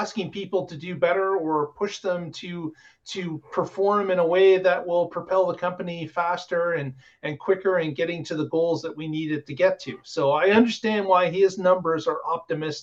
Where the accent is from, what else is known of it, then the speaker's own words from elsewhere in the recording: Canada; being Canadian.